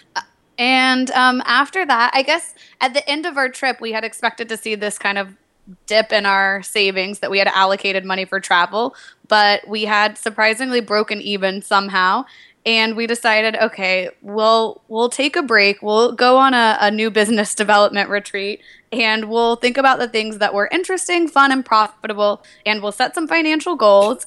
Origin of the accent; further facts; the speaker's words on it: Nashville, Tennessee, United States; moved away; also born or lived in New York; I'm from Nashville, Tennessee originally